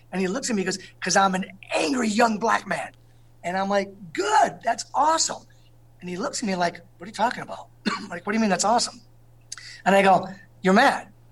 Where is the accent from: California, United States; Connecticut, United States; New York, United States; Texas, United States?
Connecticut, United States; East Hartford; the pizza I grew up with in East Hartford